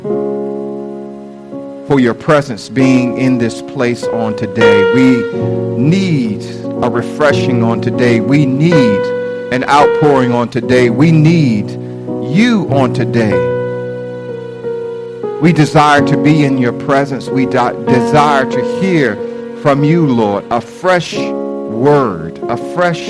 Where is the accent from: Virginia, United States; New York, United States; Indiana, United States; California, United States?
Virginia, United States; Norfolk; I was born and raised in Norfolk, Virginia